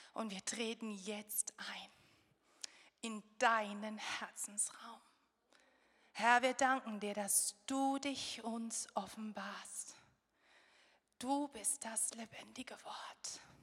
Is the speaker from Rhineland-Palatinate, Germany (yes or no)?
yes; Rhineland-Palatinate, Germany; Wir kommen aus der Pfalz